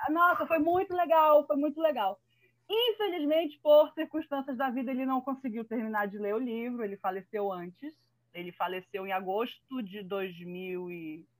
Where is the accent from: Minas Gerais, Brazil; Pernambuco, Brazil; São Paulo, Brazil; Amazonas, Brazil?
Amazonas, Brazil; Manaus; eu sou de Manaus